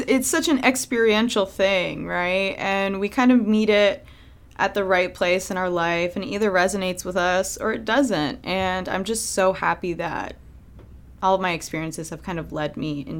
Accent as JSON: {"language": "English", "region": "Maryland", "country": "United States", "tie": "born or raised there", "also_born_or_lived": "New York", "moved": "as an adult", "lives_now": "Los Angeles, United States", "said": "I grew up in Maryland. I actually grew up close to D.C., like 30, 40 minutes from D.C."}